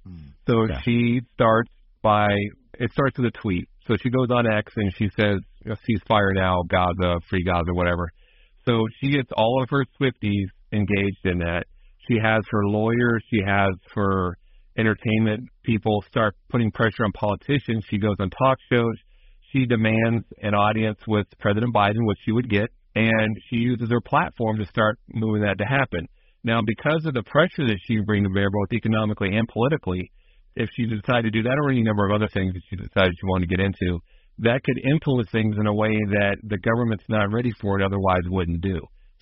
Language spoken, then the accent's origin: English; Alabama, United States; moved away; this is how the people from my family in northern Alabama, Huntsville area, talk.